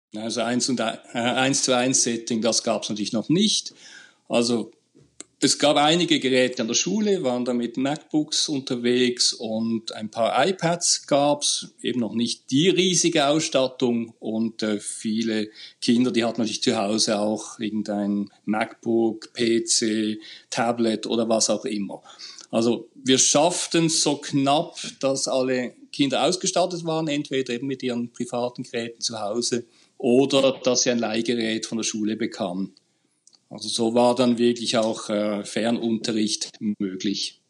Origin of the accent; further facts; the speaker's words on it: Basel, Basel-Stadt, Switzerland; ich bin aus Basel, also ein richtiger Deutschschweizer